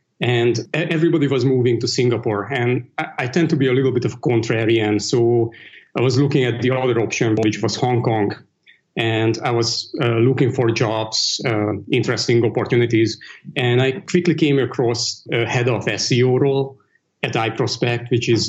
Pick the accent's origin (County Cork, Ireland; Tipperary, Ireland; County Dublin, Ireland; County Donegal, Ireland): County Dublin, Ireland; Dublin; I grew up in Europe, so all that stuff was actually pretty new to me. when I grew up, it really wasn't as cosmopolitan. I think Dublin had maybe one Indonesian restaurant, maybe a couple of Chinese restaurants.